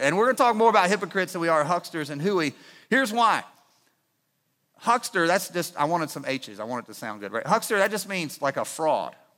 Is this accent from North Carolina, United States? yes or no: yes; Winston-Salem, North Carolina, United States; I grew up in Winston Salem